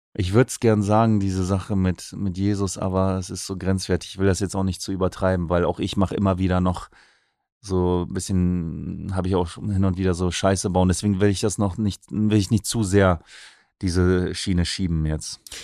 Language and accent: German; Oldenburg, Lower Saxony, Germany; Ich bin ja Oldenburger